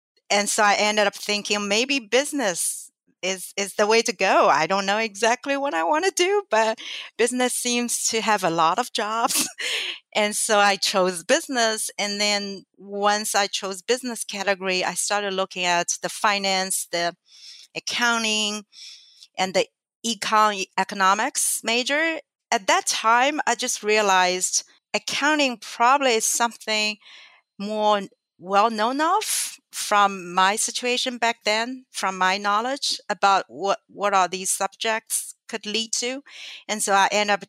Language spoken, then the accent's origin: English; China; English is a second language; moved away as an adult; also born or lived in Nanjing, China / Shanghai, China; I was actually living with my grandparents in my hometown.